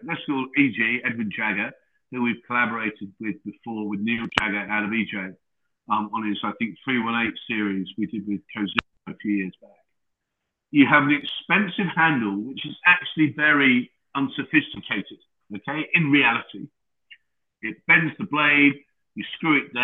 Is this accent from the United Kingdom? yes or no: yes; Lowestoft, East of England, United Kingdom; I was born in Lowestoft in Suffolk